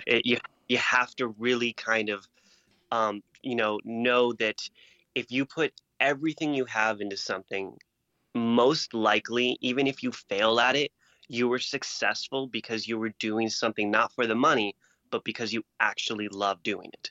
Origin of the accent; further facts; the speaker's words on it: Marana, Arizona, United States; moved away as an adult; also born or lived in Las Vegas; I'm a kid from Marana, Arizona, which is like just basically trailer park town